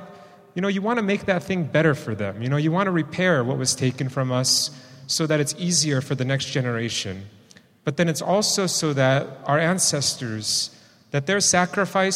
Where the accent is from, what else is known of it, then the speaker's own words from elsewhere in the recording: East Bay, California, United States; I grew up in the East Bay, in an urban area